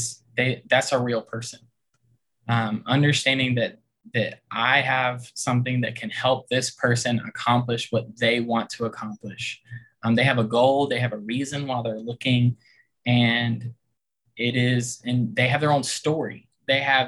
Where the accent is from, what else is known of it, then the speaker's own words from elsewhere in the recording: outside of Savannah, Georgia, United States; moved away as an adult; now in Richmond, United States; I'm originally from Georgia, outside of Savannah. And I moved up here when I got married.